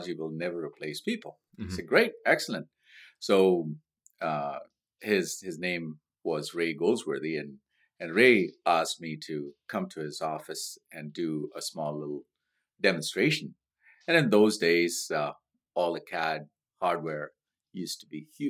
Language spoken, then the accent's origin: English; Mumbai, Maharashtra, India; moved away as an adult; now in Victoria, Canada; I grew up in a beautiful place called Mumbai in India. I immigrated to Canada in 1991.